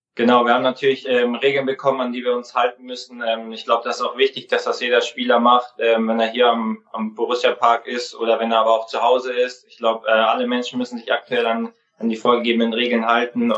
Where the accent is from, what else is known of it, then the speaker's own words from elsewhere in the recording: Kaufering, Bavaria, Germany; now in Mönchengladbach, Germany; Ich bin in Kaufen aufgewachsen